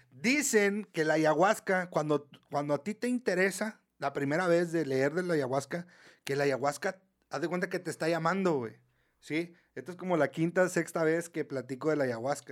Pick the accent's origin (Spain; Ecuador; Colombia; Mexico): Mexico; Somos mexicanos